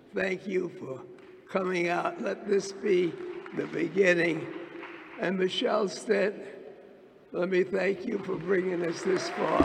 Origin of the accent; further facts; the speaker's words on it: New York City, New York, United States; I was born and raised in Harlem.